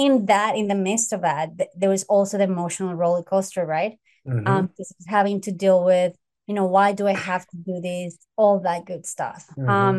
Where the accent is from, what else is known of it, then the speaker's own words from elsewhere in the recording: United States; Well, no, I grew up here, so I consider, the states.